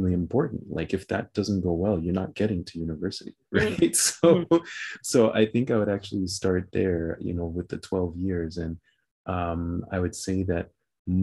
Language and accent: English; New York City, New York, United States; now in Canada; my family moved there, and I grew up in Brooklyn in New York